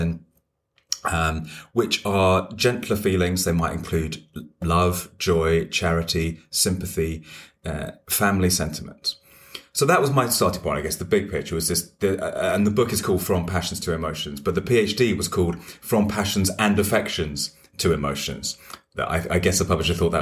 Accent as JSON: {"language": "English", "region": "London", "country": "United Kingdom", "also_born_or_lived": "Cambridge", "said": "I feel at home as a Londoner"}